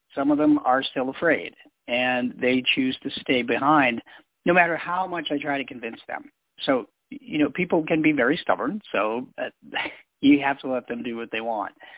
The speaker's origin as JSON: {"language": "English", "town": "Boston", "region": "Massachusetts", "country": "United States", "tie": "born or raised there", "said": "I grew up in Boston, Massachusetts"}